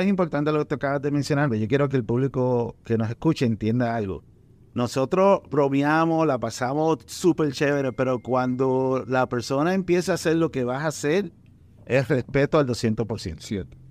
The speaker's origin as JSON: {"language": "Spanish", "country": "Puerto Rico", "tie": "born or raised there", "also_born_or_lived": "Dominican Republic", "accent": "Puerto Rican", "said": "yo me crié en, ambos países"}